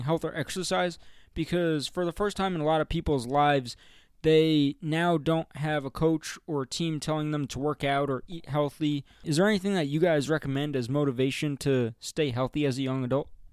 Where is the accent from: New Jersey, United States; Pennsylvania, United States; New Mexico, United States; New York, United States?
New Jersey, United States; Oradell; moved away as an adult; also born or lived in Ohio; now in Denver, United States; we're all from northern New Jersey, from a town called Oradell.